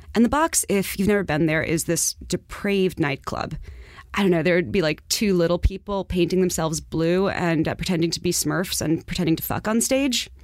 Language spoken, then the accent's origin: English; New York City, New York, United States; I'm from Far Rockaway.